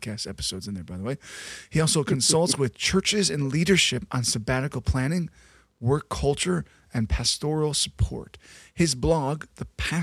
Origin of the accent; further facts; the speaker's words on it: south suburbs of Chicago, Illinois, United States; I grew up in the south suburbs and then lived downtown